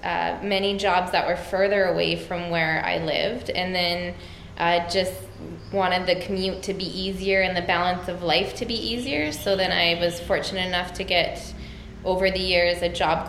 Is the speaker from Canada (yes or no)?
yes; Edmonton, Alberta, Canada; I come from Edmonton, Alberta, and I am a teacher